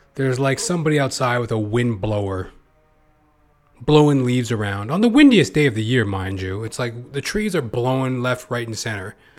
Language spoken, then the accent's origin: English; Canada; I'm a Canadian